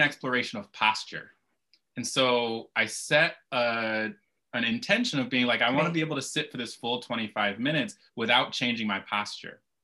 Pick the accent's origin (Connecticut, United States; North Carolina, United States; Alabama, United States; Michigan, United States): Michigan, United States; Kalamazoo; I grew up in Kalamazoo, Michigan